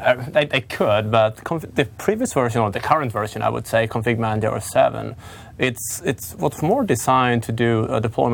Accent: southern Sweden, Sweden; English is a second language; No, I'm from Sweden.

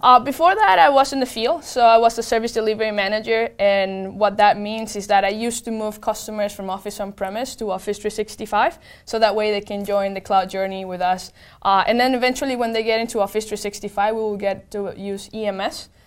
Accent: Venezuela; moved away; I'm from Venezuela, and I grew up

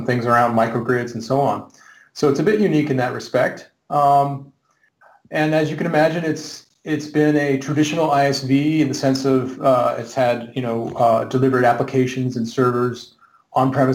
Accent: Seattle, Washington, United States; moved away as an adult; also born or lived in Redmond; now in Oslo, Norway; I'm from Seattle, grew up there

